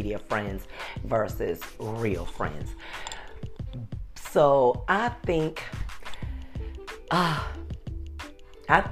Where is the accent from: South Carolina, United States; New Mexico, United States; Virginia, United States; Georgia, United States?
South Carolina, United States; Beaufort; moved away; I was born and raised in Beaufort, South Carolina